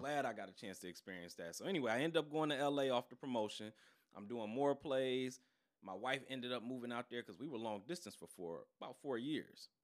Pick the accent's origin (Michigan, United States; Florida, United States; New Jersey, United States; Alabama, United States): Michigan, United States; Detroit; born and raised in Detroit.